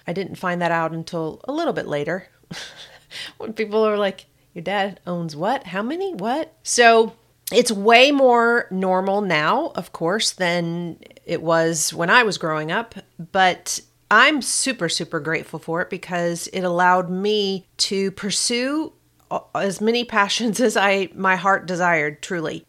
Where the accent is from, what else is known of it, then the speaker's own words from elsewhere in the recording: Kentucky, United States; accent: Kentucky; my little Kentucky accent